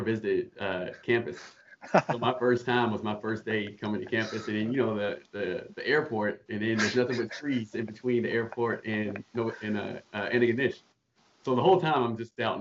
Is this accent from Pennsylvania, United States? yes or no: no; Charlotte, North Carolina, United States; moved away as an adult; now in Canada; I'm from Charlotte, North Carolina, born and raised